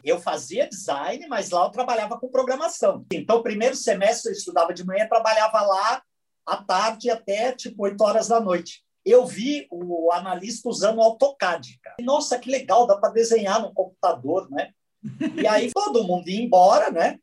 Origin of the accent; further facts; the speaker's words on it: São Bernardo do Campo, São Paulo, Brazil; Eu sou de São Bernardo